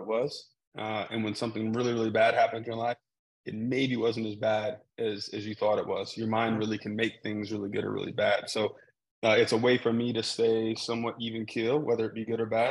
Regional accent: Salt Lake City, Utah, United States; moved away; I went to school about 5 hours from where I grew up in Salt Lake City, Utah.

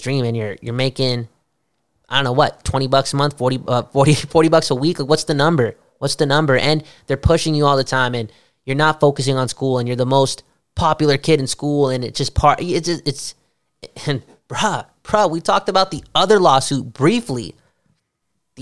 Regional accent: Canada; As a Canadian

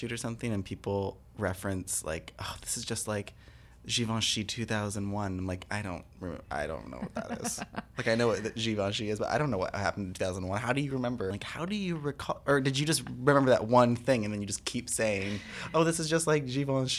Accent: Michigan, United States; My home state.

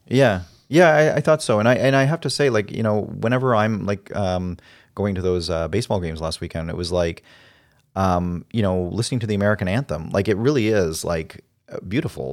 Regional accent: Canada; I like being Canadian

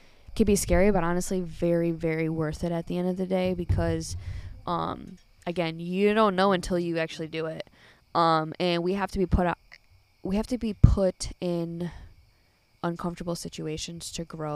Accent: Chicago, Illinois, United States; accent: northern; I'm from Chicago.

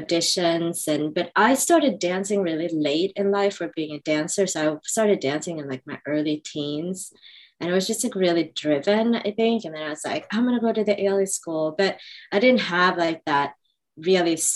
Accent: Sweden; moved away as an adult; also born or lived in Indonesia; now in New York, United States; growing up in Sweden

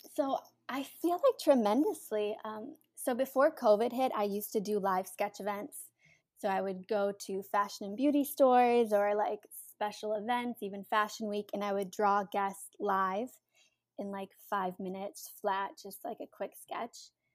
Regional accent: Cleveland, Ohio, United States; moved away as an adult; now in New York City, United States; I'm originally from Cleveland, Ohio

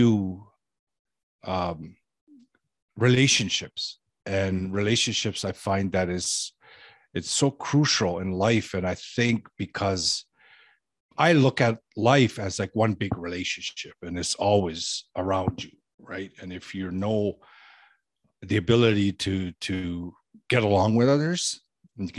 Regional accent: Toronto, Ontario, Canada; I grew up in Toronto, Canada, and surrounding areas.

